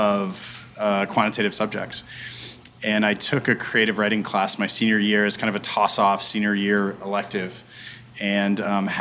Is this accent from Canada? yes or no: no; Pittsburgh, Pennsylvania, United States; born or raised there